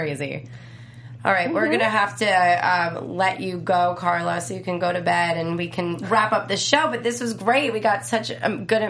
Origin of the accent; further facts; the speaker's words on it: New Jersey, United States; I'm not from Staten Island. I'm from Jersey.